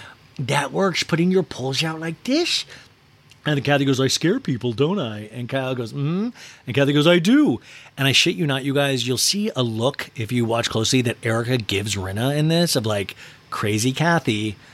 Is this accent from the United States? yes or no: no; Bosnia & Herzegovina; when I grew up in Bosnia, we always had Ghostbusters, but they were unexperienced.